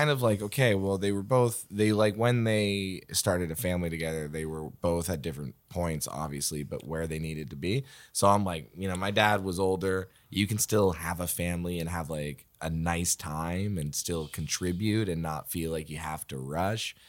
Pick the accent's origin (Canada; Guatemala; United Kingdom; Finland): Canada; Waverley, Nova Scotia; I grew up in Waverly